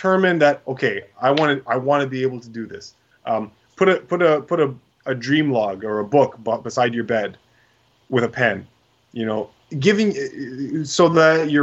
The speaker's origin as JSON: {"language": "English", "country": "Canada"}